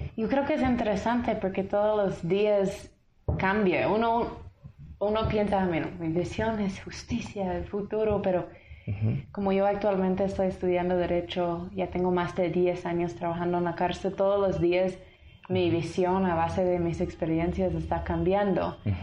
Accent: Tennessee, United States; Spanish is a second language; moved away as an adult; now in Guatemala; soy de un pueblo, Uruguay, Tennessee

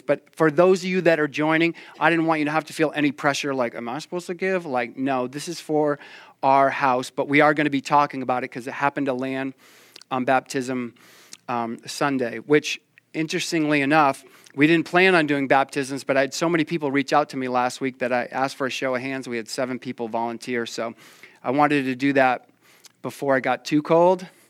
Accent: Maine, United States

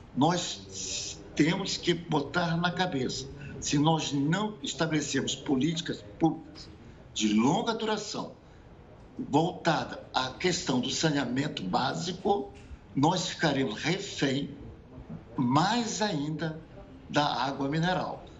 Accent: Brazil; como brasileiros

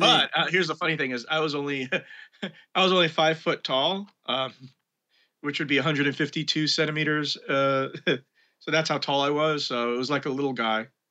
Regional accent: New York City, New York, United States; also born or lived in Brooklyn; I was born in Brooklyn, to be precise, but I grew up in Manhattan

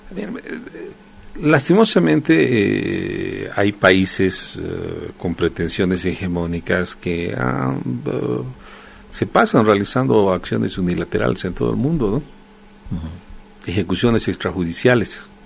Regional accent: Bolivia

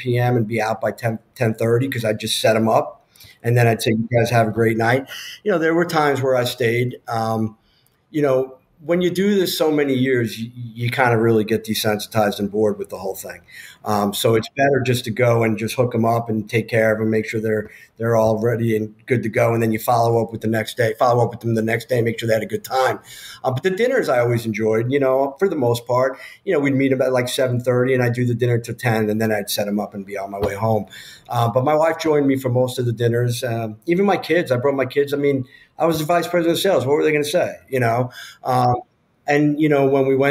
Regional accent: New York, United States; I'm from New York

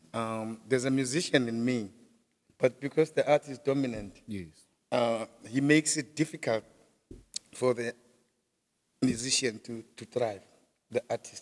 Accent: Springs, Gauteng, South Africa; We're from the same township of Gwatema in Springs, in the East Rand.

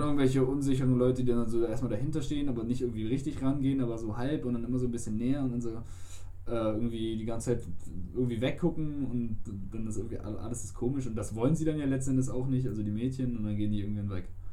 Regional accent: Germany; wir kommen aus Deutschland

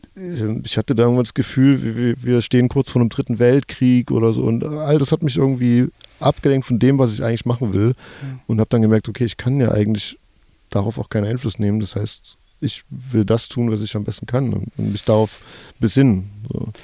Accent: Germany; gleichzeitig bin ich aber auch im Sozialismus groß geworden in der DDR

